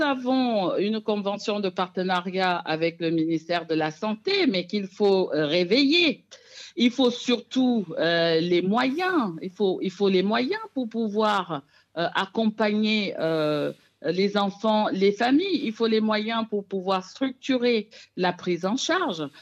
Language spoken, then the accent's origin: French; Cameroon; moved away; also born or lived in France; particulièrement au Cameroun, qui est donc mon pays d'origine